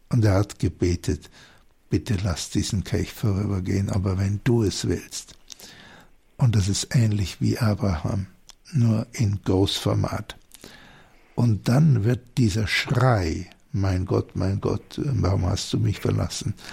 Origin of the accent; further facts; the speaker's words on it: Bavaria, Germany; sympathisch, ich bin ja selber Oberbayer, also das klingt für mich total vertraut.